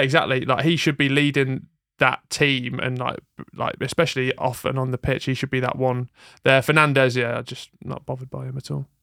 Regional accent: England, United Kingdom; as English, British people

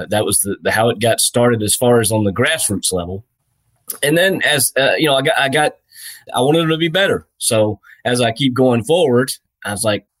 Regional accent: just outside of Memphis, Tennessee, United States; I grew up just outside of Memphis, Tennessee

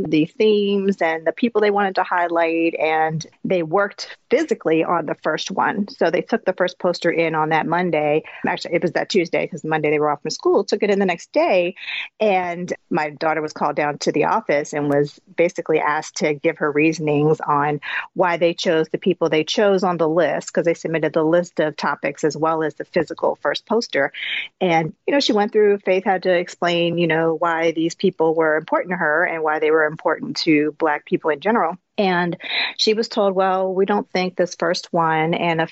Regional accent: Baltimore, Maryland, United States; moved away as an adult; now in Minnesota, United States; I'm from Baltimore, Maryland, and I grew up in pretty predominantly Black neighborhood

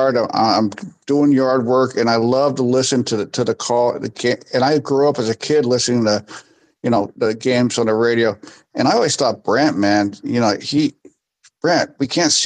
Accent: Bay Area, California, United States; as a kid growing up in the Bay Area

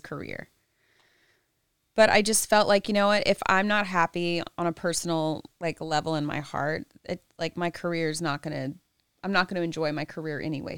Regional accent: the South, United States; I'm from the South

